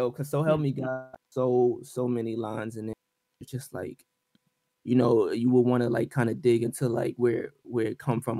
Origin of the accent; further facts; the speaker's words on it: Brooklyn, New York, United States; born there; Oh, you from BK? I was born in Brooklyn, so that's